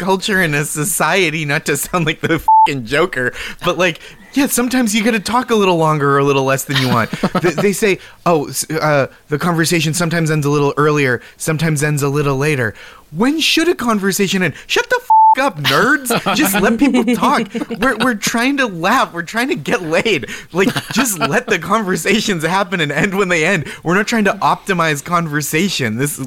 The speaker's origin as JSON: {"language": "English", "town": "Boston", "region": "Massachusetts", "country": "United States", "tie": "born or raised there", "moved": "yes", "lives_now": "New York City, United States", "said": "I grew up in Boston"}